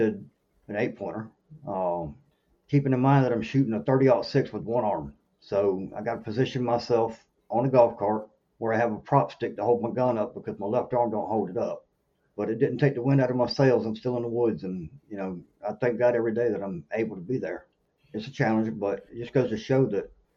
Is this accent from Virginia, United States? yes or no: yes; Norfolk, Virginia, United States; moved away as an adult; now in South Carolina, United States; I grew up in Norfolk, Virginia, where there's obviously nowhere to hunt